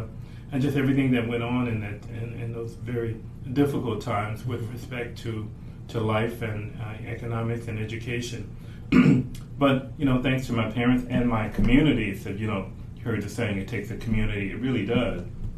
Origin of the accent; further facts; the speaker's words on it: Canton, Mississippi, United States; moved away as an adult; now in White Plains, United States; I was raised in Canton, Mississippi.